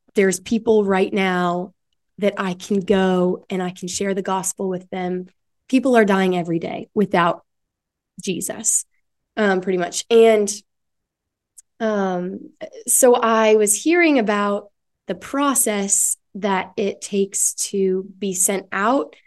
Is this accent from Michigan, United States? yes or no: yes; West Michigan, United States; moved away as an adult; now in Ohio, United States; I'm from West Michigan, small town in West Michigan.